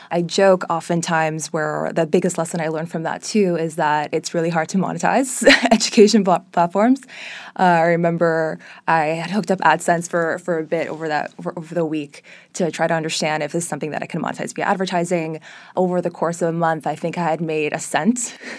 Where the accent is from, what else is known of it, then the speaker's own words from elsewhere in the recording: Miami, Florida, United States; So I was actually born and raised in Miami. My mother is Brazilian, my dad's Israeli. They met in Miami almost 30 or so years ago